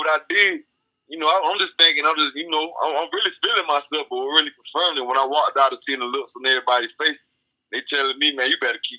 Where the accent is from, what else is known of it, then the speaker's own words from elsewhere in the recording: Effingham County, Georgia, United States; moved away as an adult; now in Atlanta, United States; I grew up in Effingham County, Georgia. You know, it's boondocks, real country. A lot of trees, a lot of fields, you know, backwoods.